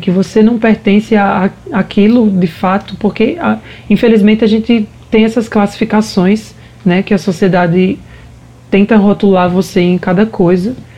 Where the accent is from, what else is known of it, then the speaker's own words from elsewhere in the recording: Paraíba, Brazil; now in Recife, Brazil; sou paraibana, né, como falou anteriormente, moro em Recife atualmente